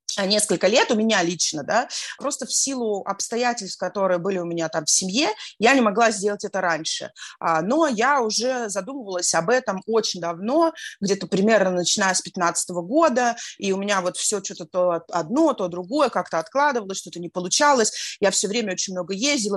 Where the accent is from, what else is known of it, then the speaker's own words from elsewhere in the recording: Saint Petersburg, Russia; moved away as an adult; now in Antalya, Turkey; Я из Петербурга, я родилась и выросла в Петербурге